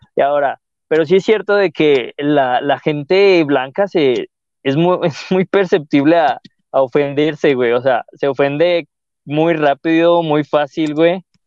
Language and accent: Spanish; León, Guanajuato, Mexico; siento que yo no hablo tan, tan de león